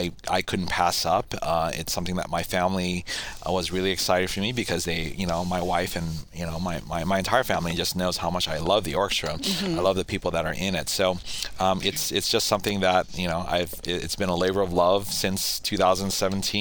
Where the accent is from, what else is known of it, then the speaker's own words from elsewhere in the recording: Hawaii, United States; moved away as an adult; also born or lived in Washington; I grew up in Hawaii